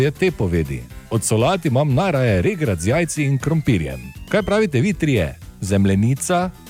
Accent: Maribor, Drava, Slovenia; iz Maribora, moj narečni stavek je pa sledeči

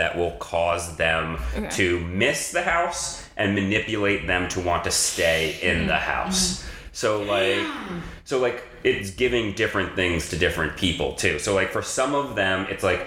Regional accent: New Jersey, United States; I'm from Jersey

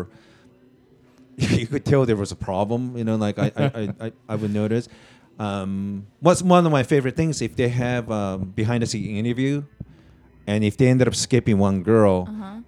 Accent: Japan; moved away; I was born in Japan.

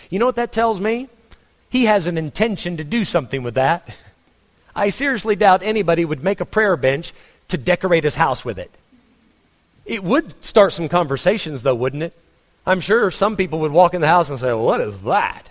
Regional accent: Texas, United States; moved away; I am a Texan. Proud of it.

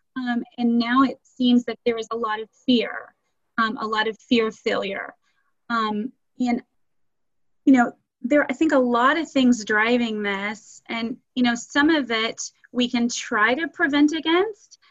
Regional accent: Austin, Texas, United States; moved away as an adult; also born or lived in Nashville, Tennessee / Houston, Texas; now in Dallas, United States; I'm originally from Austin, Texas, and went to one of your competitor schools, St. Stephen's Episcopal

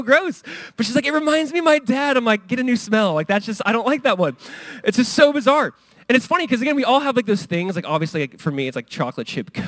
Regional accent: Southern California, United States; I grew up in Southern California. We went to Disneyland and it's like 20 minutes away.

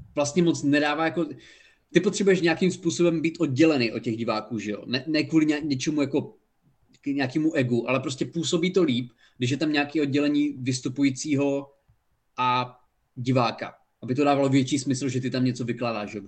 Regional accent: Haná, Olomouc Region, Czechia; now in Brno, Czechia; jsem z Hane a bydlím v Brně

